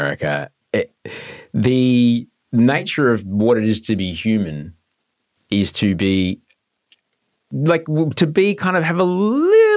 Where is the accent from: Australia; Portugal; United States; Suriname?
Australia; Brisbane, Queensland; I'm from Brisbane